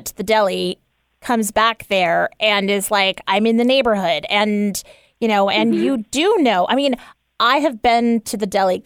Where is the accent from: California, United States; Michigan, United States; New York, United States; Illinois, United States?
New York, United States; the funny thing about New Yorkers is that we're thick-skinned